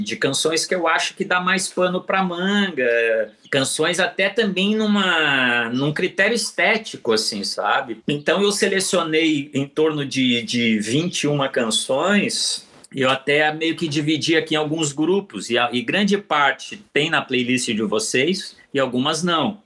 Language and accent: Portuguese; Curitiba, Paraná, Brazil; also born or lived in Porto Alegre / Rio Grande; retornei a Curitiba, onde é a cidade que eu me criei, né? Eu sou de Porto Alegre, mas me criei em Curitiba